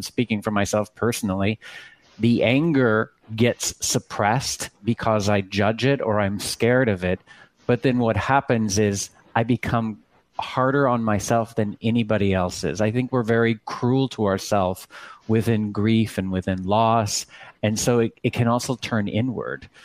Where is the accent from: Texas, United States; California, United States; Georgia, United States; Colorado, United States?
Texas, United States; I come from Texas, and my my father had a church in Sugar Land